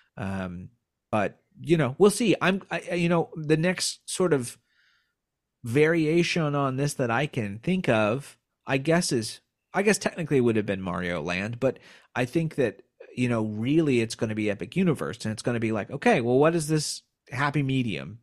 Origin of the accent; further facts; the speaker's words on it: Indiana, United States; I grew up in Indiana